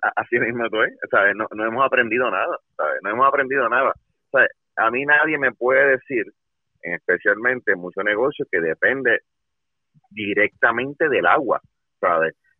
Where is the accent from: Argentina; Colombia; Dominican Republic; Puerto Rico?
Puerto Rico; nosotros como puertorriqueños